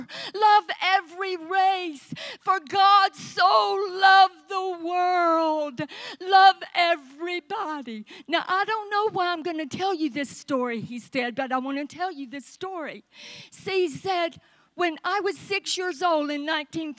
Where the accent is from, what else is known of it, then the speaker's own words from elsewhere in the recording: Vicksburg, Mississippi, United States; moved away as an adult; also born or lived in Southeast Texas; a little girl born and raised in Vicksburg, Mississippi, was going to marry a guy from Texas